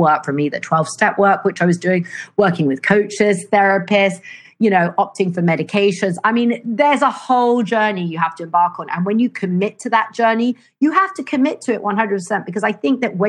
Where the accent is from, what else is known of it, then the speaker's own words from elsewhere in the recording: London, United Kingdom; now in Italy; I grew up in London